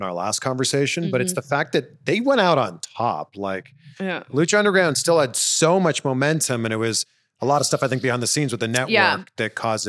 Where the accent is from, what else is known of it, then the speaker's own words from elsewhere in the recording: Canada; now in Los Angeles, United States; Yeah, we're from Canada.